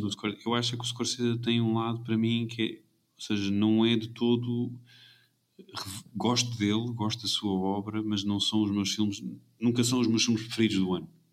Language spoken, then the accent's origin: Portuguese; Portugal